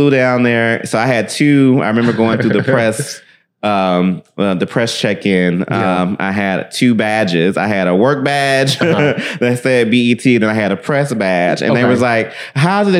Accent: Memphis, Tennessee, United States; I grew up in Memphis all my life

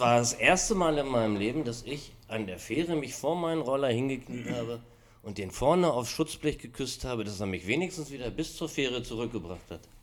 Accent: Hanover, Lower Saxony, Germany; also born or lived in Hamburg; ich komme aus Hannover, war eigentlich nie in einem Vespa-Club, sondern man hat sich so als Scooterboy in Hannover vor einschlägigen Location getroffen

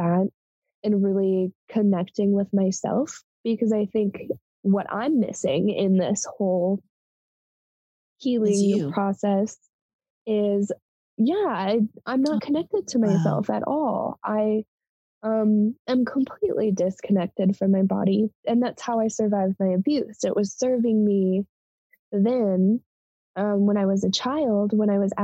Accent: Colorado, United States; moved away as an adult; also born or lived in Montana; I moved from Colorado to Montana

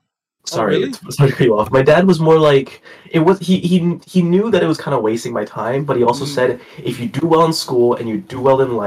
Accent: Malaysia; Being Asian, I guess in general, because being specifically Malaysian doesn't really hurt you in any stereotypes

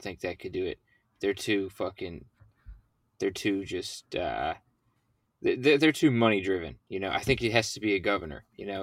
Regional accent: Mid-South, United States; we're from the Mid-South

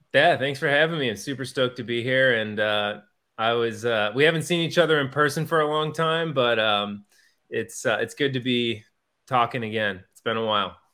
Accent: Wheaton, Illinois, United States; moved away; also born or lived in Arizona / Saint Louis; I grew up in Wheaton, Illinois, which is outside the Chicago area

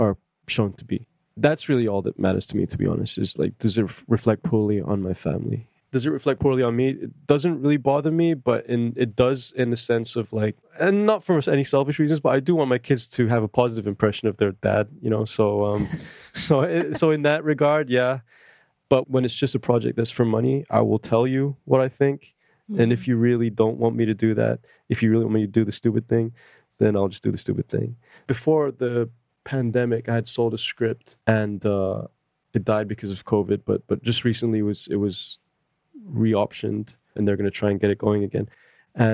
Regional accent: Malaysia; moved away; I was from Malaysia

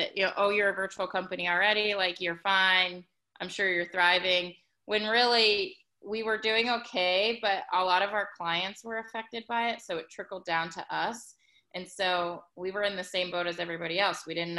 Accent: Ohio, United States; now in Atlanta, United States; I am based in Atlanta, Georgia, but I'm originally from Ohio

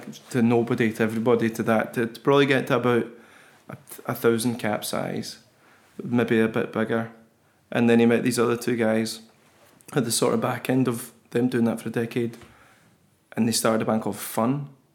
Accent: Kilmarnock, Scotland, United Kingdom; also born or lived in Irvine; I loved growing up in Kilmarnock

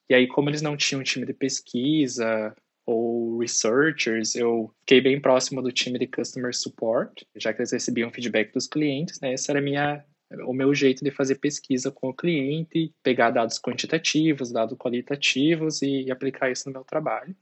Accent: Guarapuava, Paraná, Brazil; moved away as an adult; also born or lived in Ireland; eu sou de Guarapuava, né, e eu estava morando em Guarapuava, no Paraná, naquela época

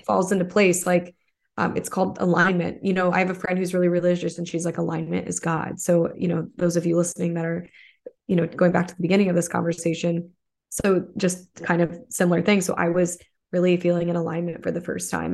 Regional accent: suburb of Toledo, Michigan, United States; moved away; I'm actually from Toledo, Ohio, but I'm from a suburb in Michigan. It's like right on the border

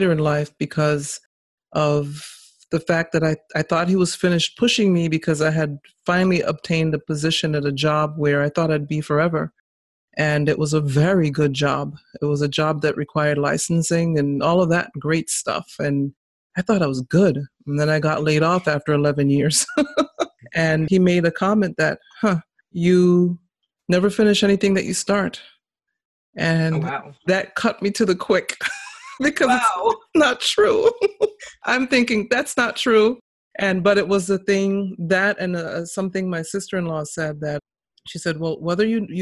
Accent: Massachusetts, United States; also born or lived in St. Kitts and Nevis; I was actually born in St. Kitts, but they brought me here when I was 4. And so I grew up in Massachusetts, in New England

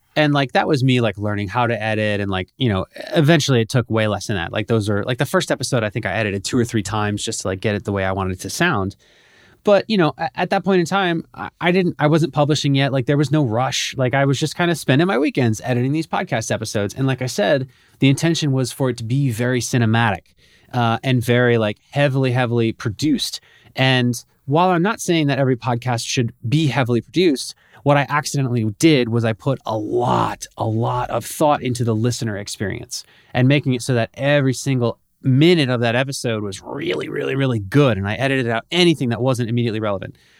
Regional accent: Bethlehem, Pennsylvania, United States; moved away as an adult; also born or lived in Philadelphia; now in Miami, United States; I was born and raised about ninety minutes north of Philadelphia in a town called Bethlehem, a little town of Bethlehem

